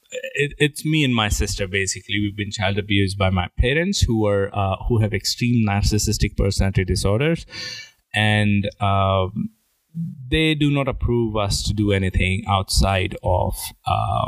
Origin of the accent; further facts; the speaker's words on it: India; my parents thought being good Indian, you're supposed to rank very high in exams